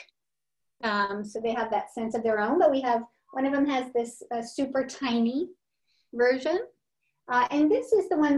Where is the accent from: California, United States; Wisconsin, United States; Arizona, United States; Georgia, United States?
Wisconsin, United States; Milwaukee; moved away; I come from Milwaukee, Wisconsin, and we all celebrated St. Nicholas Day